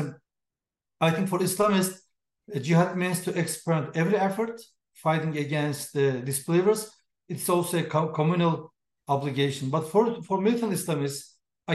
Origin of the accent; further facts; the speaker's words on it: Turkey; moved away as an adult; now in United States; I'm from Turkey, and I was working for Turkish government long years